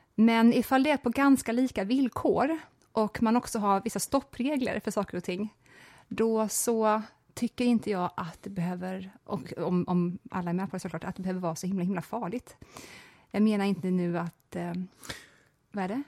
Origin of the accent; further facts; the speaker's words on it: Småland, Sweden; när jag växte upp i Småland